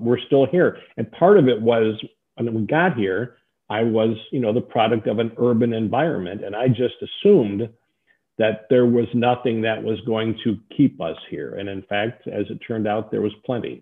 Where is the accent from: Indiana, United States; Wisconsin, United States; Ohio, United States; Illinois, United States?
Ohio, United States; Cleveland; moved away as an adult; also born or lived in Columbus, Ohio; now in Grinnell, United States; I grew up in suburban Cleveland, Ohio, and I spent 10 years in Columbus, Ohio, when I came to Grinnell